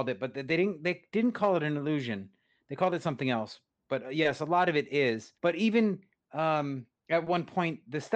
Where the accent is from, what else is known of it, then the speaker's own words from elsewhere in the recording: New England, United States; I say aunt because I grew up in New England